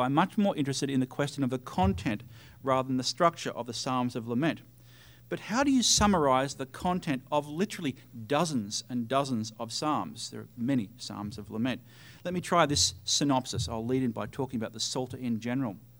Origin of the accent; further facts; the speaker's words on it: Australia; for me as an Australian